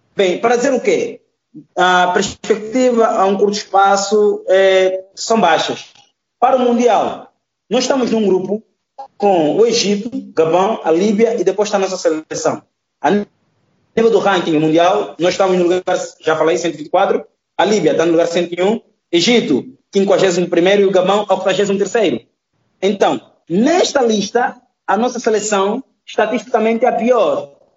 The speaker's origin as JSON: {"language": "Portuguese", "town": "Luanda", "region": "Luanda Province", "country": "Angola", "tie": "born or raised there", "said": "eu nasci em Luanda e sou de Luanda. Porque eu cresci, desenvolvi, tenho os hábitos e costumes do luandense."}